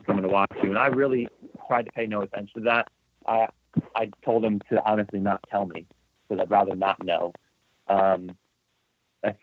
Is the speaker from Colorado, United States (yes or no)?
no; Stamford, Connecticut, United States; I'm from Stamford, Connecticut, which is about an hour and 40 minutes from UConn